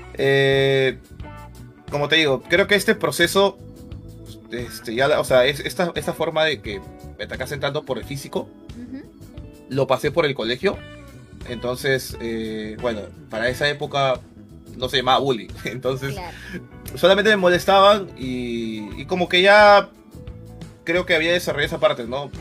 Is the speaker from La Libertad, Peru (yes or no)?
no; Lima, Peru; yo soy de Chorrillos, soy de Lima, Perú. Chorrillos ha sido la ciudad donde, bueno, el lugar donde he vivido durante todos mis 27 años